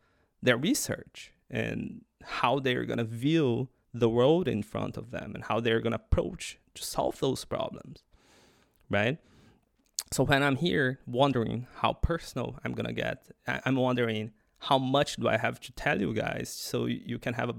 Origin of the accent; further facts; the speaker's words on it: Australia; So, I mean, I'm an Australian.